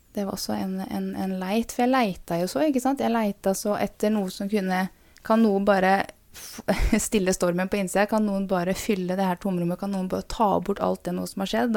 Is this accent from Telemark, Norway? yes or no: yes; Porsgrunn, Telemark, Norway; also born or lived in Skien / Bamble; jeg er født i Porsgrunn. Og eh, hadde mine første år i Skien. Eh, men jeg vokste opp i Porsgrunn, gikk på barneskole der.